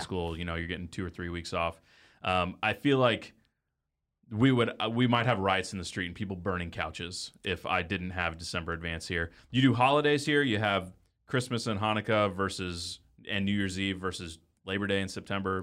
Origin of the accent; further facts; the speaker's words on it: Dallas, Texas, United States; I grew up in Dallas